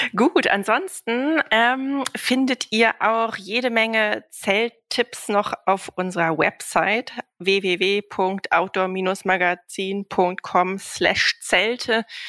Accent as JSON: {"language": "German", "region": "Northern Germany", "country": "Germany", "tie": "born or raised there", "said": "im Norden, da in meiner Heimat"}